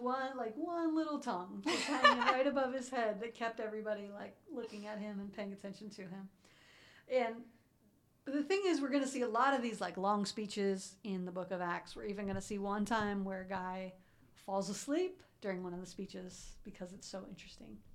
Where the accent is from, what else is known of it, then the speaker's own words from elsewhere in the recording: Columbus, Ohio, United States; I grew up in Columbus